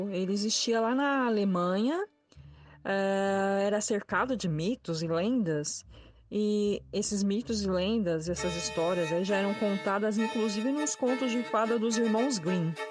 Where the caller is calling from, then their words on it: Belo Horizonte, Minas Gerais, Brazil; Olá a todos … sou de Belo Horizonte, Minas Gerais.